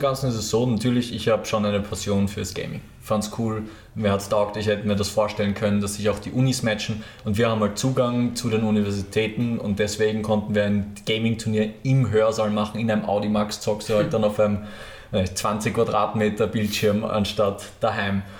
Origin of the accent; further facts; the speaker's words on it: Lower Austria, Austria; now in Vienna, Austria; ich bin ja selber Niederösterreicher